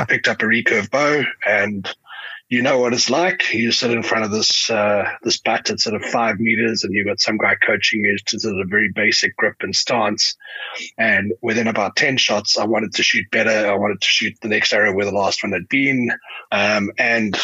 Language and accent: English; Johannesburg, Gauteng, South Africa; I'm a South African. I live in Johannesburg. I born and bred here